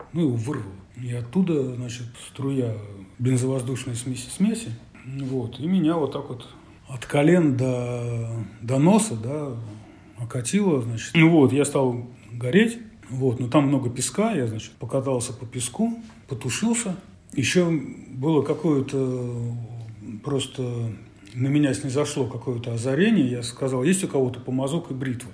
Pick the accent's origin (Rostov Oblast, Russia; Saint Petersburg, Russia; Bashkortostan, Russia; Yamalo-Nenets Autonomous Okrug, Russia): Saint Petersburg, Russia; St Petersburg; я из Петербурга